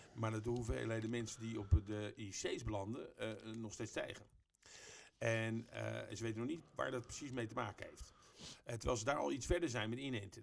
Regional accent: Netherlands

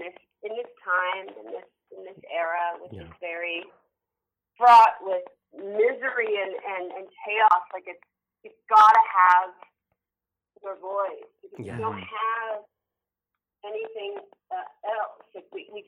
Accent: San Francisco, California, United States; I grew up in San Francisco

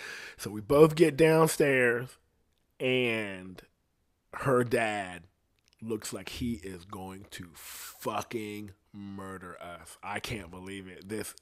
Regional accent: Columbus, Ohio, United States; I'm not even from here. You know what I mean? I'm from Columbus, and we got to go back over there.

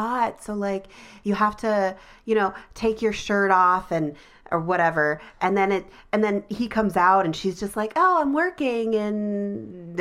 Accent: Midwest, United States; As a Midwesterner

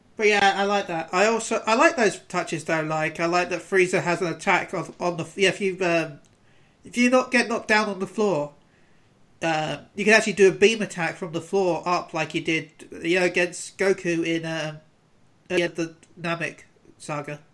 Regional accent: United Kingdom; as a British person

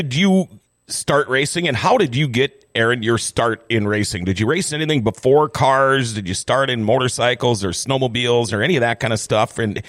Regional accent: Thief River Falls, Minnesota, United States; I'm from Thief River Falls, Minnesota

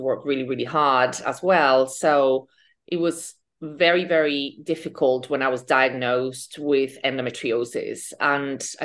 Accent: Spain; moved away as an adult; also born or lived in London, United Kingdom; now in New York, United States; I am from Spain. I lived in the UK for 15 years.

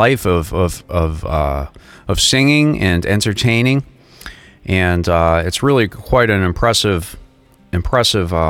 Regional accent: Boston, Massachusetts, United States; I grew up in the Boston area

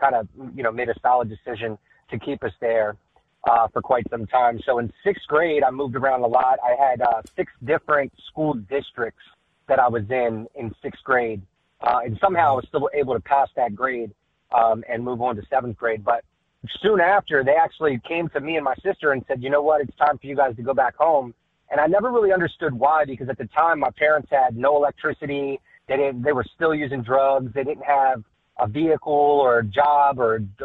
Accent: Magnolia, Delaware, United States; we grew up in a single wide trailer in a town, actually not in Dover. It's about 10 minutes outside of Dover, called Magnolia

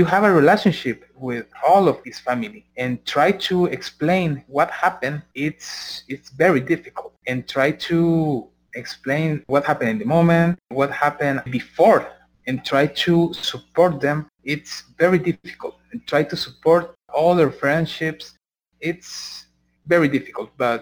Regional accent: San Salvador, El Salvador; we are from San Salvador, from the capital of Salvador

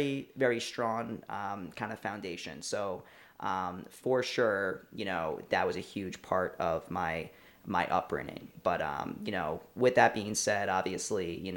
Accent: Huntington, New York, United States; moved away as an adult; now in Astoria, Queens, United States; I am from Huntington, Long Island. Been there pretty much my whole life before moving to Astoria, Queens, where I've been the last few years

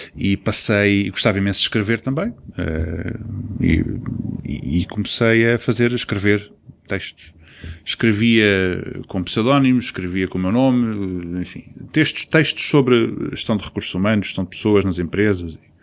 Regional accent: Angola; now in Portugal; eu próprio sinto-me africano, nasci em Angola

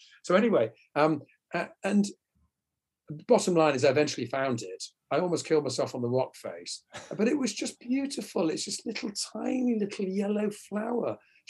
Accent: Wales, United Kingdom; And we went botanizing together and we're all mates from North Wales.

